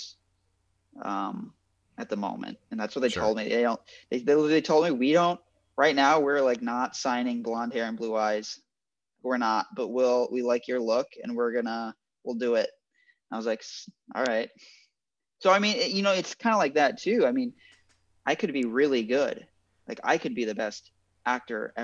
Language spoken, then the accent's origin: English; Midwest, United States; moved away as an adult; also born or lived in Minnesota; now in Los Angeles, United States; I grew up in the Midwest